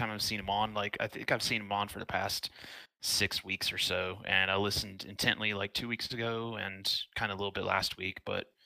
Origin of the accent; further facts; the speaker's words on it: Georgia, United States; No, I I claim Georgia as my home state